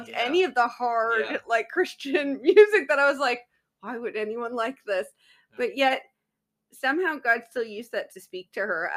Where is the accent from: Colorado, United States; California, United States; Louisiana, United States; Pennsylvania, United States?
California, United States; Southern; I was raised in Southern California